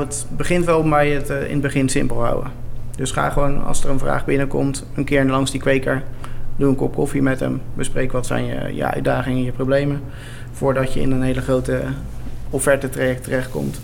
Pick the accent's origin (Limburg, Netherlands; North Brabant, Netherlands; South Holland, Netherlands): South Holland, Netherlands; Westland; we komen uit het Westland